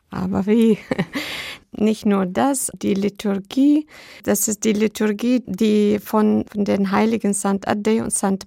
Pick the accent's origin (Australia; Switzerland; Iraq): Iraq; German is a second language; moved away as an adult; also born or lived in Baghdad, Iraq; now in Schorndorf, Germany; zu Hause im Irak